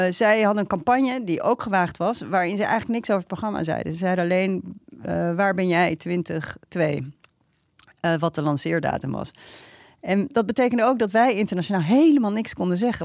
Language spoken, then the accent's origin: Dutch; Netherlands; als Nederlanders